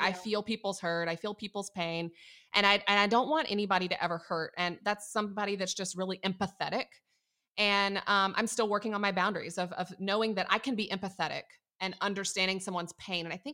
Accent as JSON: {"language": "English", "town": "Atlanta", "region": "Georgia", "country": "United States", "said": "I'm from Atlanta"}